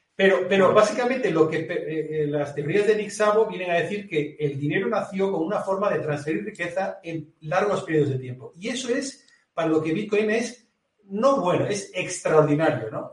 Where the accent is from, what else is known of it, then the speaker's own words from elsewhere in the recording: Galicia, Spain; accent: gallego; yo lo digo con acento gallego, yo soy, acento, yo soy gallego